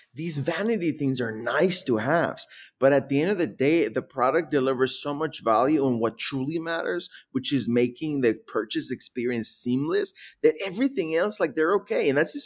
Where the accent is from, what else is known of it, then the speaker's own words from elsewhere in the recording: Milwaukee, Wisconsin, United States; also born or lived in Mexico; So my family immigrated from Mexico to Milwaukee when I was 13.